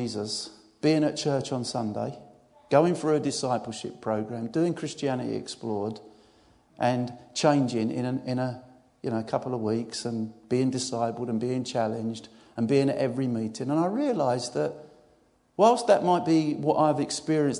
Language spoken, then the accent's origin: English; Essex, East of England, United Kingdom; I'm from Essex